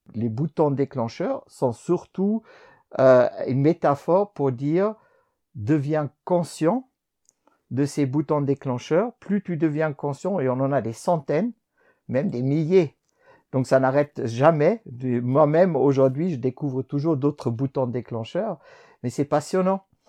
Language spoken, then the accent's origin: French; Germany; also born or lived in France; now in Switzerland; je suis né en Allemagne